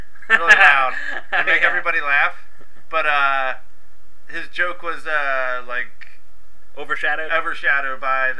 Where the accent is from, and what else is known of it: outside Philadelphia, Pennsylvania, United States